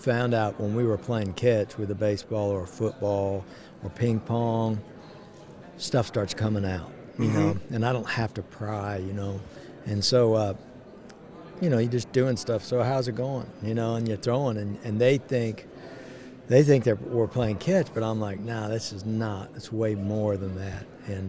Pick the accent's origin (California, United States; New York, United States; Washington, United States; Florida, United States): California, United States; born there; I was born in California, outside of L.A.